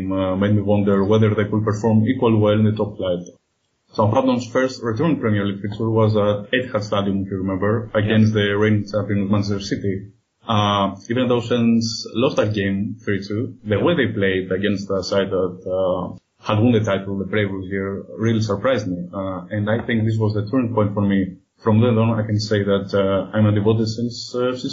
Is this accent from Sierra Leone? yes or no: no; Athens, Attica, Greece; for those of you who live in here. Uh, I was born and raised in Athens, Greece, and uh, I'm a journalist and a freelance writer by profession.